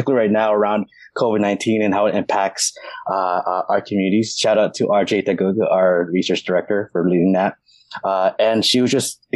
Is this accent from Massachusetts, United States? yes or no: no; Hayward, California, United States; I'm from Hayward, California